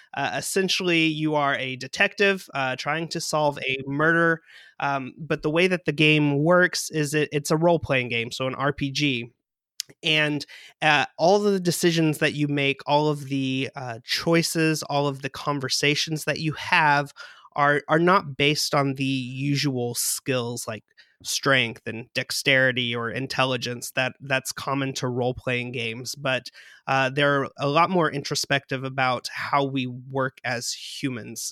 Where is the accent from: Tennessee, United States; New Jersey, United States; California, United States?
Tennessee, United States; West; I'm from West Tennessee